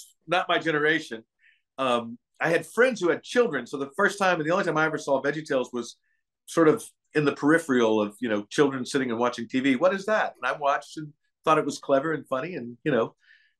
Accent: Lexington, Kentucky, United States; now in Nashville, United States; I grew up in Lexington, Kentucky.

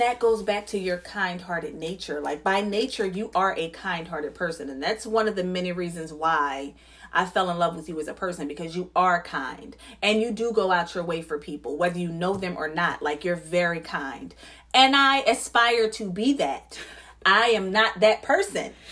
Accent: New Jersey, United States; now in Philadelphia, United States; I'm from Jersey. I'm from the suburbs

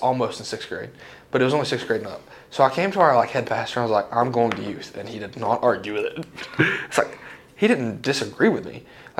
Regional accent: Crab Orchard, Tennessee, United States; Born and raised in Crab Orchard my whole life

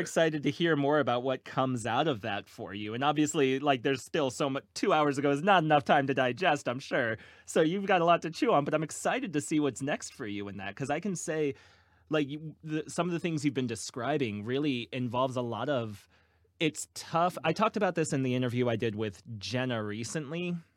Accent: Virginia Beach, Virginia, United States; now in Cincinnati, United States; I'm originally from Virginia Beach

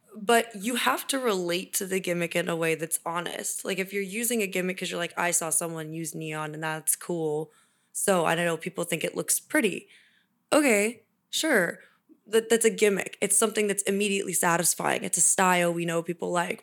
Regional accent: Kansas City, United States; moved away as an adult; also born or lived in California; now in Sacramento, United States; go to college in my hometown

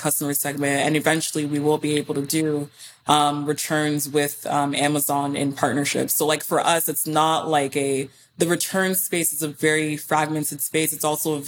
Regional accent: Houston, Texas, United States; I did grow up in Houston, which is about a 2-hour drive from Austin

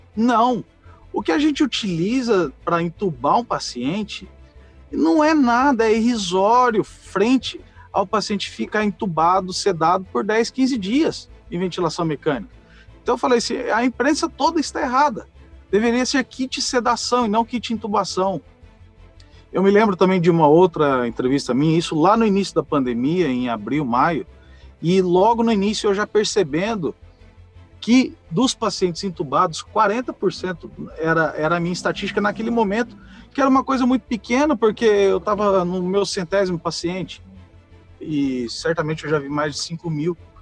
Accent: Birigui, São Paulo, Brazil; Minha cidade natal chama Birigui, interior de São Paulo, tem 100 mil habitantes

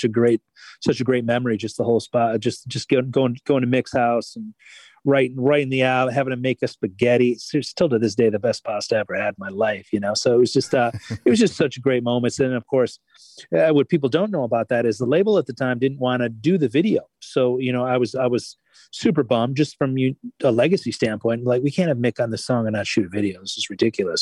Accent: Michigan, United States; I grew up in Michigan

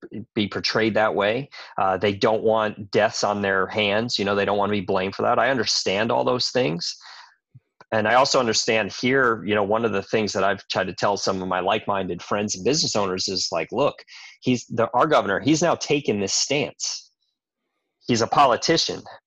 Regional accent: New York, United States; I grew up in New York, so I grew up eating good food

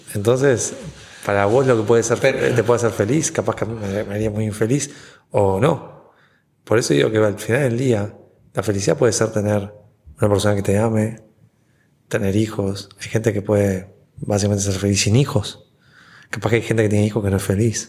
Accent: Uruguay; moved away as an adult; now in Puerto Rico

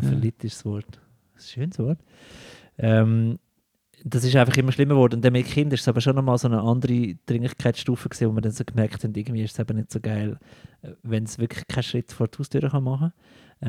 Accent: Lucerne, Switzerland; now in Zurich, Switzerland; meiner Heimat Luzern

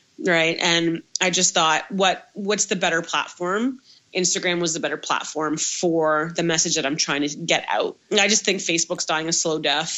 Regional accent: Toronto, Ontario, Canada; I'm from Toronto

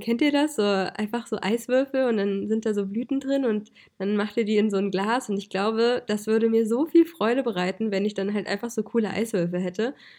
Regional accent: Hesse, Germany; moved away; ich komme ja eigentlich aus Hessen

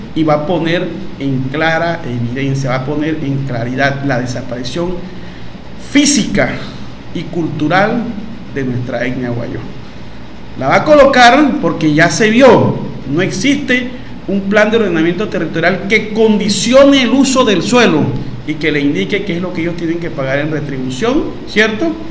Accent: Wayuu, La Guajira, Colombia; now in Maicao, Colombia; soy guayú de Leirruco

